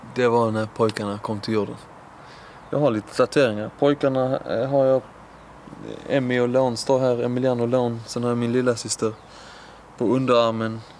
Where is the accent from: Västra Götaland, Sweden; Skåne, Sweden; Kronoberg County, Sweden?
Skåne, Sweden; Lund; also born or lived in Iran / Höganäs; flyttade vi till Lund och där är jag uppvuxen på Norra Fäladen.